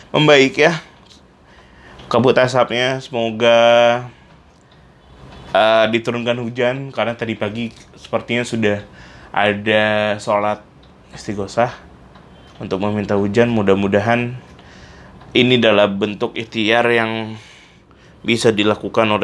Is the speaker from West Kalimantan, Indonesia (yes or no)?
yes; Pontianak, West Kalimantan, Indonesia; saya pun waktu dari kecil kan memang tinggal di Pontianak jadi saya paham betul bahwa ketika kebut asap datang itu adalah momen paling buruk di hidup saya